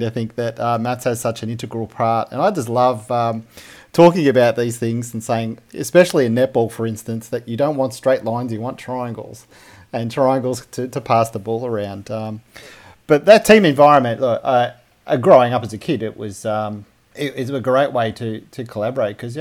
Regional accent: Melbourne, Victoria, Australia; I grew up in Melbourne.

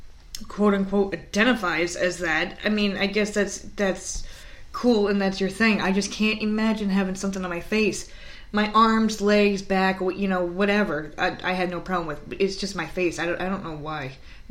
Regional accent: Schenectady, New York, United States; Because I'm from Schenectady, so up in New York.

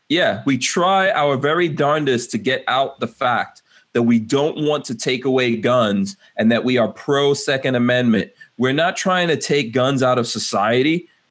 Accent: New York City, New York, United States; I grew up in Far Rockaway, right, New York.

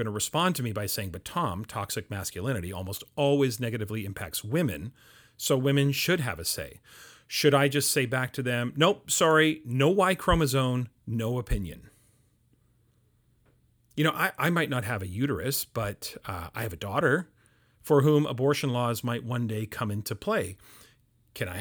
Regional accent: Canada; I'm Canadian

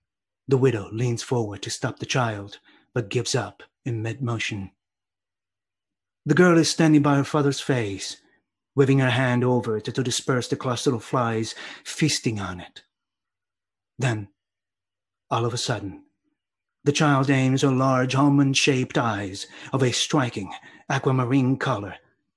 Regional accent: Sicily, Italy; growing up in Sicily.

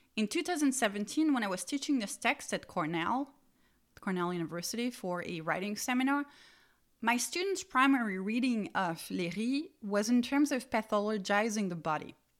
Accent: Strasbourg, Grand Est, France; the Museum of Natural History of my hometown, Strasbourg

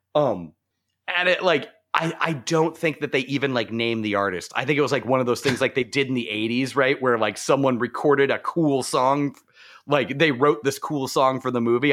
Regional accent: Arizona, United States; moved away; I grew up in Arizona

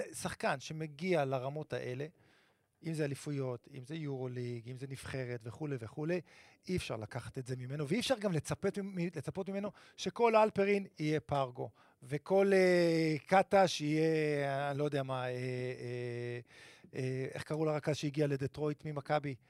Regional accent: Netanya, Central District, Israel; גדלתי בנתניה

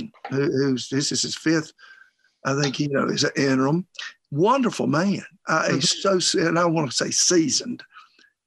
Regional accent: Bremen, Georgia, United States; born and raised in Bremen, small town, West Georgia

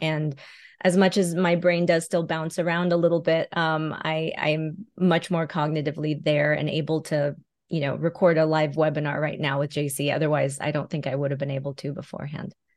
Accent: California, United States; moved away as an adult; now in Las Vegas, United States; I moved from California, where I was born and raised, to Nevada, Las Vegas specifically

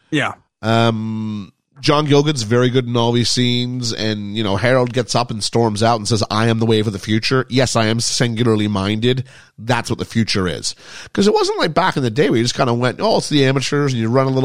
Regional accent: Quebec, Canada; born there; I mean, I was born in Quebec in Canada. Now, I'm not French Canadian.

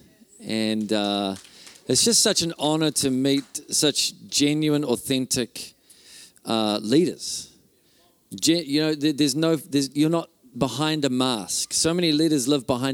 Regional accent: Auckland, New Zealand; now in Whangarei, New Zealand; I grew up in Auckland, but we live in Whangarei now

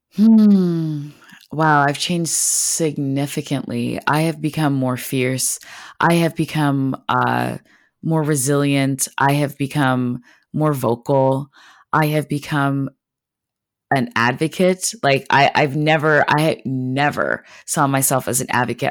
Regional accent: Montreal, Quebec, Canada; moved away as an adult; now in United States; I'm actually originally from Montreal, Quebec, which is, um, a city in Canada. Um, so I grew up speaking French and English

